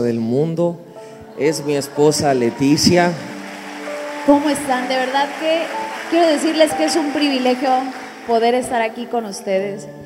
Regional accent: Mexico

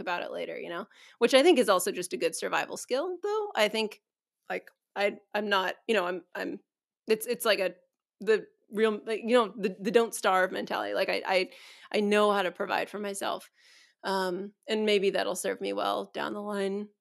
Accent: San Diego, California, United States; I was eight when we moved to San Diego from NorCal

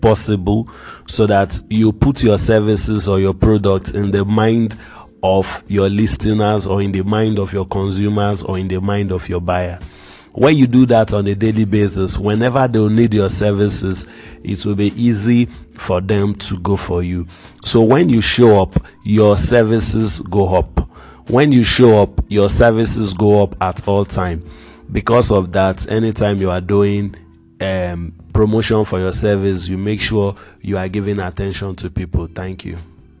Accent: Nigeria; I'm a blogger from Nigeria

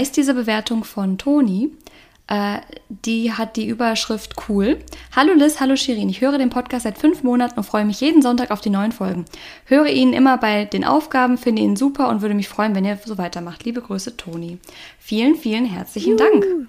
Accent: North Rhine-Westphalia, Germany; now in Cologne, Germany; Heimat, also alle in NRW

